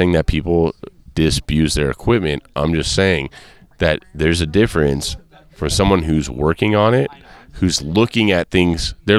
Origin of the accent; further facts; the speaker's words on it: Southern California, United States; Growing up in Southern California